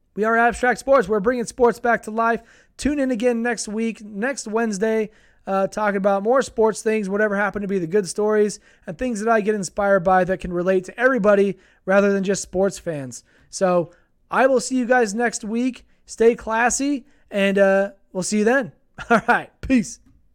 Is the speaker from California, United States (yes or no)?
no; Utah, United States; here in my hometown, we're a couple hours away from a city that has the Utah Jazz. It's called Salt Lake City